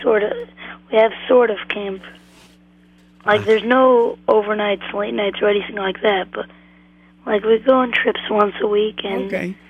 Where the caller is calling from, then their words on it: Lakewood, New Jersey, United States; I'm calling from Lakewood. I live in Lakewood